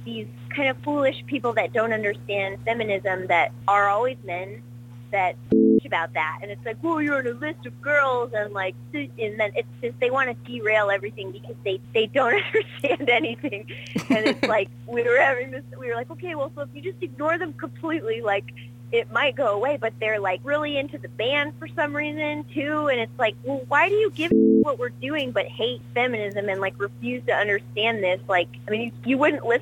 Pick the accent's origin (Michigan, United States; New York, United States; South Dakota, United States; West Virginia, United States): Michigan, United States; Detroit; moved away; I'm from Michigan. In like the suburbs of Detroit